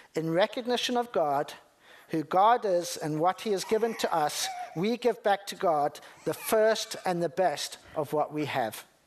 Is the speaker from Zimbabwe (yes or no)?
yes; Zimbabwe; I'm from Zimbabwe